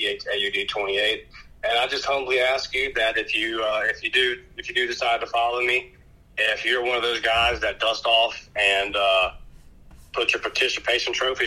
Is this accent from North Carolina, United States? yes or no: no; Pensacola, Florida, United States; my hometown here in Pensacola